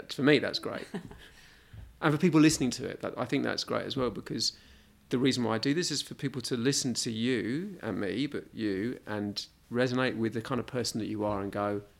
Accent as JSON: {"language": "English", "region": "London", "country": "United Kingdom", "tie": "born or raised there", "said": "I grew up in London."}